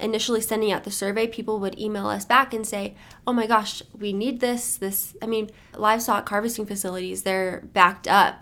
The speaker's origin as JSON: {"language": "English", "town": "Las Cruces", "region": "New Mexico", "country": "United States", "said": "I am from Las Cruces."}